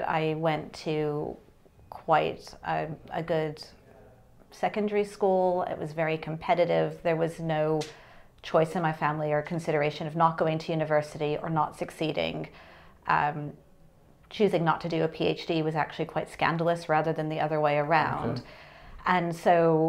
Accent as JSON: {"language": "English", "region": "New Mexico", "country": "United States", "said": "I'm from New Mexico"}